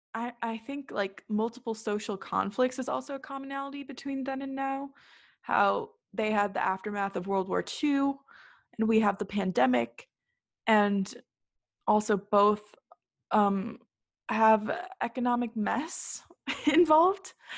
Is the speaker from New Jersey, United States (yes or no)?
no; North Shore of Chicago, Illinois, United States; we're both from the North Shore of Chicago